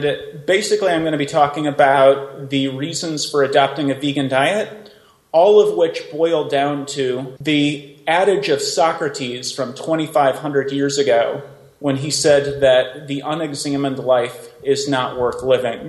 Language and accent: English; Oklahoma, United States; moved away as an adult; also born or lived in Iowa; I grew up in Oklahoma